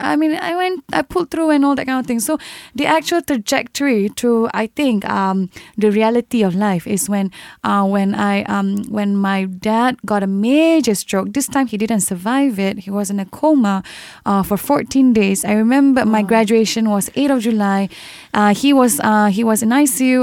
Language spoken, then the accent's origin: English; Singapore; I came from a very neighborhood background, from Sembawang Secondary School. I am a neighborhood girl